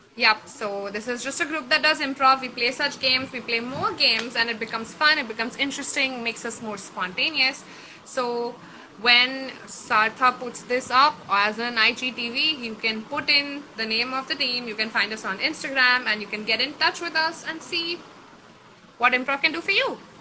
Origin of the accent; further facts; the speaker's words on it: Kolkata, West Bengal, India; my hometown